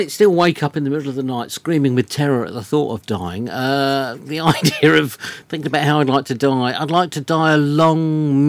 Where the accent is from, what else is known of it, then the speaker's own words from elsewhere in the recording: South East England, United Kingdom; I'm from Surrey in England.